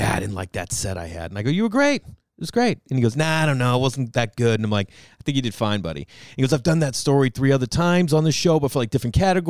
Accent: Massachusetts, United States; I grew up in Massachusetts.

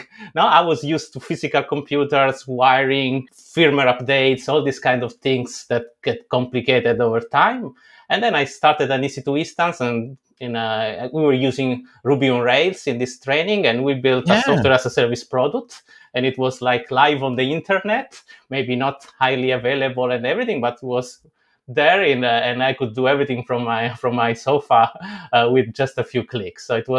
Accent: Italy; English is a second language; you know, born and raised in Italy, being able to do for free a training from Stanford University was like a dream coming true.

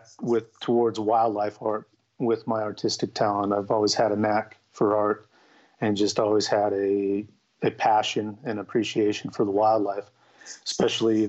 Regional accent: Utah, United States; I was born and raised in Utah

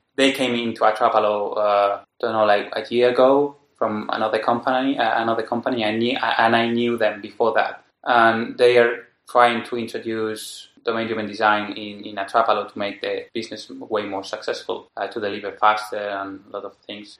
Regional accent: Madrid, Community of Madrid, Spain; I'm from Madrid

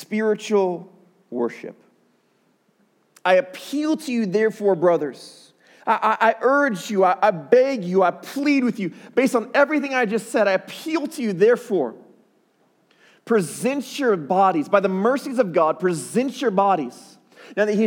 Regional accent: Chicago, Illinois, United States; my hometown, Chicago. That's where I'm from

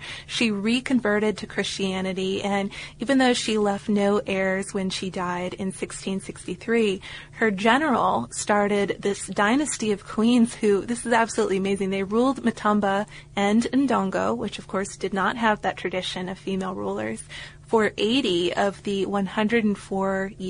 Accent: United Kingdom; now in Australia; I'm a British guy who decided to abandon the cubicle and spend a few years traveling around the world.

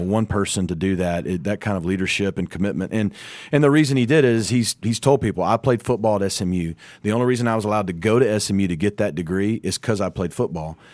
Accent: Arkansas, United States; moved away as an adult; now in Dallas, United States; I'm from Arkansas

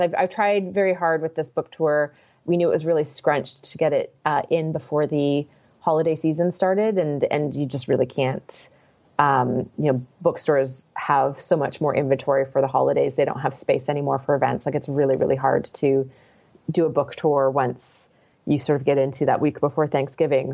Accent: Victoria, British Columbia, Canada; moved away; I grew up in Victoria, British Columbia

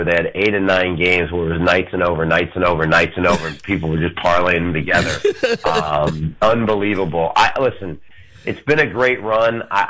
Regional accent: Michigan, United States; Well, I've always been a hockey fan. I'm from Michigan.

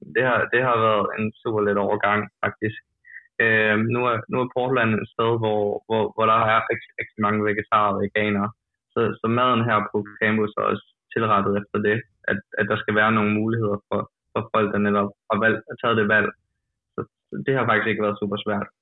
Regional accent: Odense, Southern Denmark, Denmark; moved away as an adult; now in United States; på hjemmebane i Odense

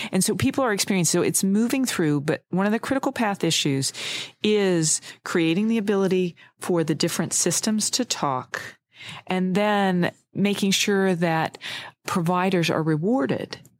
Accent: United States; my home state

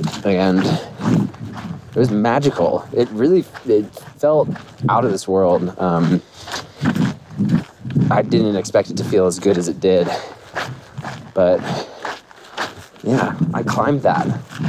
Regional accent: San Antonio, Texas, United States; also born or lived in Dallas, Texas; I said I was from San Antonio

